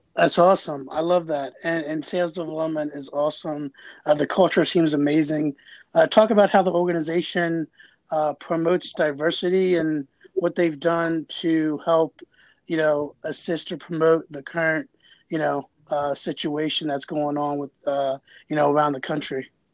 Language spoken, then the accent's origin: English; Jacksonville, Florida, United States; now in Howard County, Maryland, United States; I'm from Jacksonville, Florida moved to Maryland in 2002, and I live in Howard County now